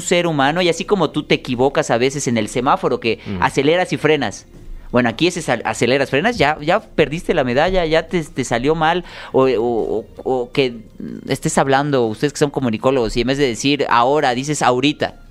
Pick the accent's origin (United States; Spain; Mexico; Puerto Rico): Mexico; Yucatán; soy yucateco